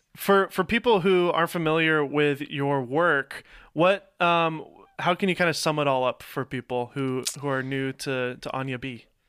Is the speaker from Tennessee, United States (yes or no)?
yes; Nashville, Tennessee, United States; moved away as an adult; now in Los Angeles, United States; I came from Nashville, Tennessee. I was uh, born here, but grew up in Nashville